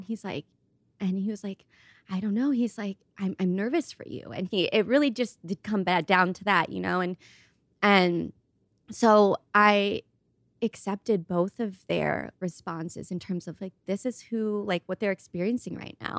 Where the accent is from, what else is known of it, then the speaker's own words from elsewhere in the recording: Ohio, United States; moved away; I grew up in Ohio